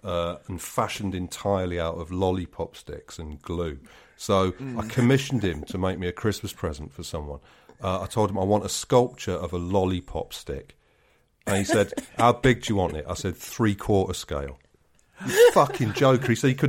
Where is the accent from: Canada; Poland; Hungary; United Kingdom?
United Kingdom; London; And as a Londoner, you have to, you know, as a responsible Londoner, you have to take the lead